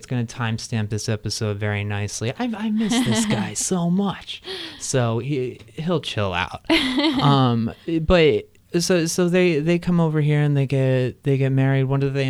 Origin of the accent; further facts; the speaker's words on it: Crystal Lake, Illinois, United States; I'm Crystal Lake. I'm at the end.